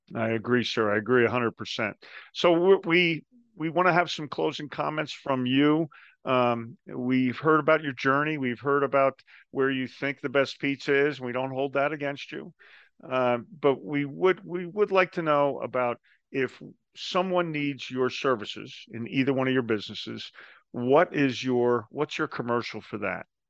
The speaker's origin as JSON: {"language": "English", "region": "New Jersey", "country": "United States", "said": "I'm from New Jersey"}